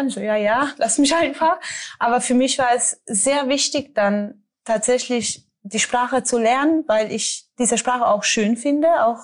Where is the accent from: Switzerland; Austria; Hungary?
Hungary; German is a second language; now in Germany; ich habe tatsächlich Deutsch gelernt in Ungarn, aber das kann man ja gar nicht, also das, das war nicht, nicht wirklich viel und als ich hierher kam, ich so, oh mein Gott, ich verstehe ja plötzlich alles.